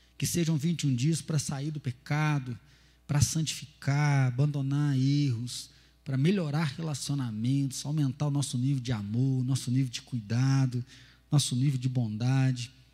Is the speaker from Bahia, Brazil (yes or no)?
no; Atibaia, São Paulo, Brazil; moved away as an adult; also born or lived in Londrina; Nunca tinha saído de casa e saí de Atibaia, ir para Londrina